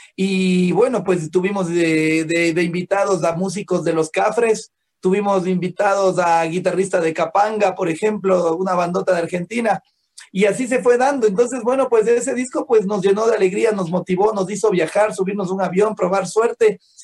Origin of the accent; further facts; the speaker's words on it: Ecuador; nosotros eh, como ecuatorianos